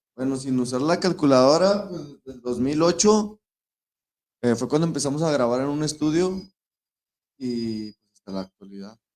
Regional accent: Santa Catarina, Nuevo León, Mexico; yo soy de Santa y, la mayor parte de mi vida la he vivido aquí

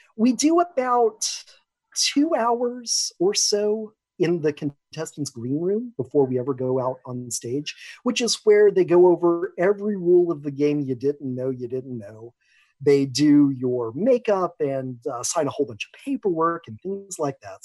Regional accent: Seattle, Washington, United States; I'm from Seattle, Washington.

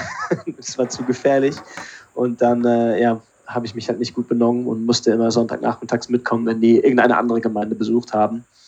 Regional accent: Berlin, Germany; moved away as an adult; also born or lived in Pinneberg, Schleswig-Holstein / Switzerland / Canada; now in England; dann waren es, glaube ich, acht Jahre in Berlin. Und ja, wenn ich eine Heimat habe, dann sage ich immer, dass Berlin die Heimat ist.

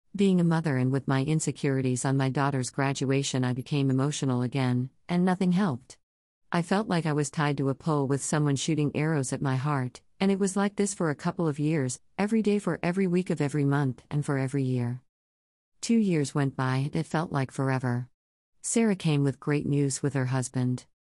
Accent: Toronto, Ontario, Canada; moved away as an adult; I was born and raised in Toronto, Ontario, but moved around Canada a lot looking for a better life for my family.

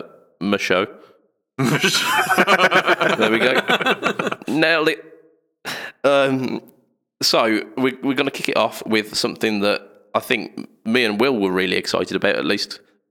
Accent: United Kingdom; as British people

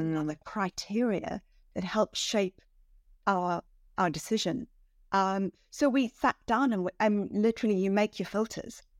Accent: South Africa; moved away as an adult; also born or lived in Switzerland / Hong Kong; now in London, United Kingdom; I grew up in South Africa, um, you know, kind of southernmost tip of Africa

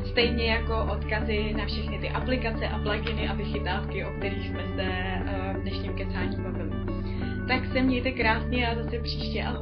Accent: Czechia; u nás v Čechách

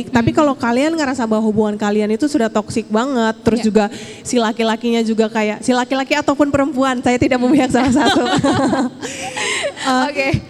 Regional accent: Palembang, South Sumatra, Indonesia; aku join model di kotaku di kota Palembang

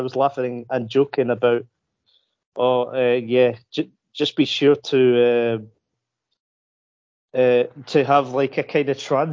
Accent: Edinburgh, Scotland, United Kingdom; I'm actually from Edinburgh, which is the capital city of Scotland.

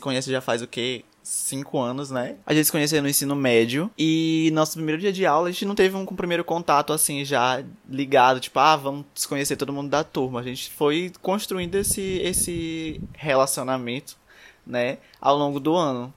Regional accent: São Luís, Maranhão, Brazil; sou de São Luís do Maranhão

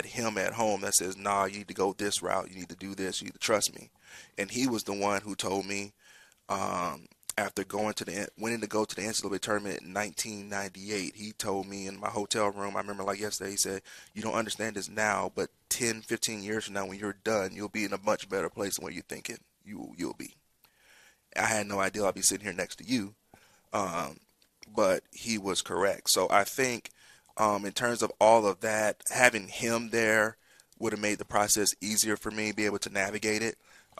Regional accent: Columbus, Georgia, United States; born there; And so I was born in Fort Benning, Columbus, Georgia.

